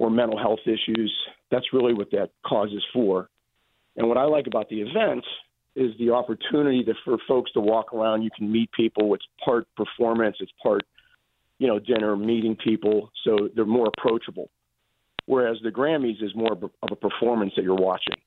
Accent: Pittsburgh, Pennsylvania, United States; I'm from Bloomfield.

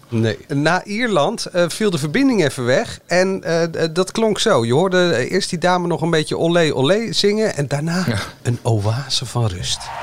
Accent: Netherlands; wij Nederlanders

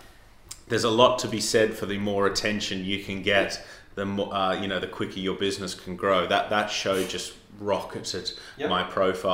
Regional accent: Armidale, New South Wales, Australia; accent: Australian; moved away as an adult; now in London, United Kingdom; I'm from Australia, as you can tell from my accent, and I started in the outback in Australia, a place called Armidale.

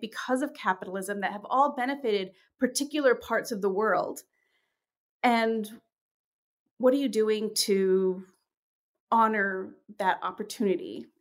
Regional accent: New York, United States; also born or lived in London, England / Uganda; I'm in immigrant from England, and, and my family is from Uganda. And, uh, when I was growing up in, in New York

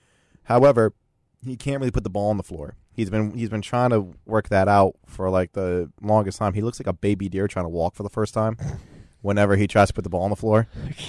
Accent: Michigan, United States; I cover the Sixers, but I come from Michigan. I am a big Detroit Pistons fan.

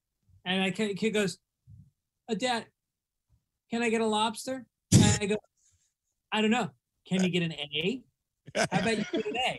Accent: New York City, New York, United States; I was born in Throgs Neck

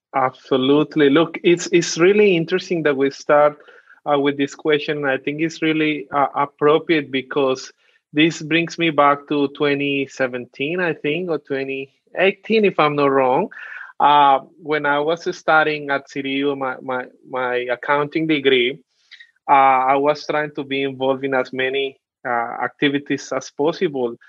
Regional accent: Colombia; accent: Colombian; first language Spanish; English is a second language; now in Australia; I'm Colombian all the way from South America. So I speak Spanish. Really proud of my accent

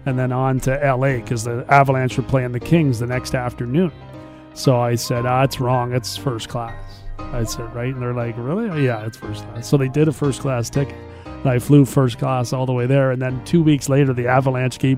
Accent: Brantford, Ontario, Canada; also born or lived in Galt (Cambridge), Ontario; I have proudly said that I'm from Brantford, where I did play all my minor hockey as a kid

